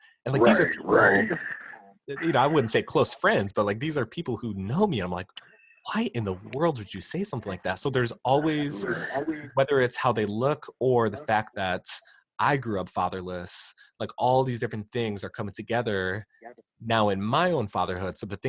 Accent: Queens, New York, United States; growing up in Queensbury, out in Queens Victoria's Grand, like, I love being able to ride bikes through the trails

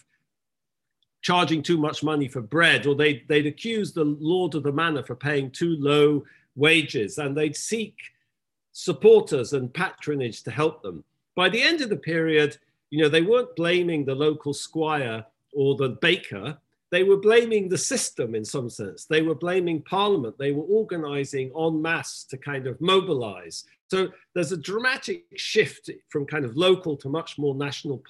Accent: England, United Kingdom; I'm English

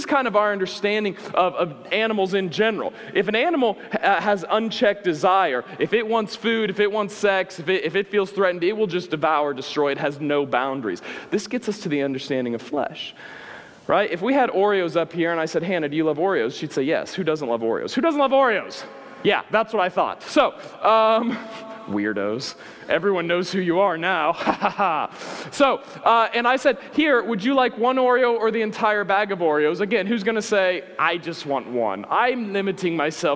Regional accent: Midwest, United States; I grew up in the Midwest

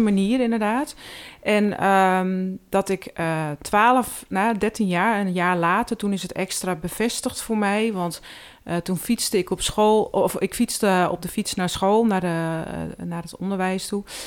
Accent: Hoogwoud, North Holland, Netherlands; also born or lived in Heiloo; Ik ben geboren in Hoogwoud.

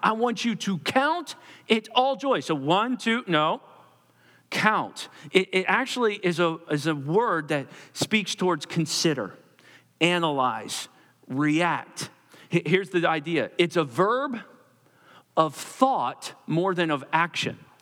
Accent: Perkasie, Pennsylvania, United States; I grew up in Percasee on Ninth Street and, uh, lived in a row home

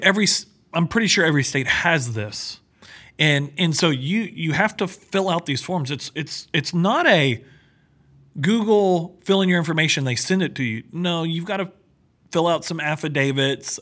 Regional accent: Texas, United States; I'm from Texas. We don't see snow

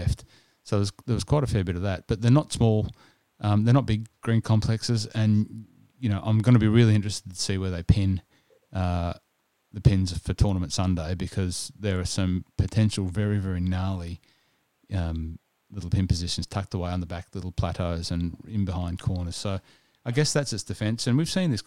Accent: New South Wales, Australia; also born or lived in Sydney; now in Melbourne, Australia; I grew up in New South Wales, as you know, and spent a lot of time in Sydney

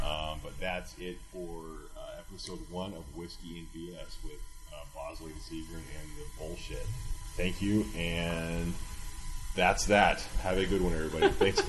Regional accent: Idaho, United States; when I was raised in Idaho

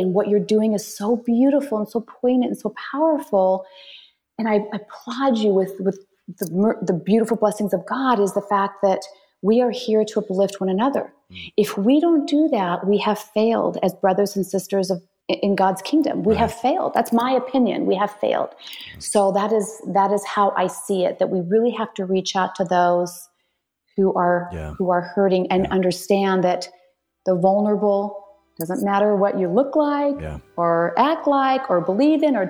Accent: United States; I'm American

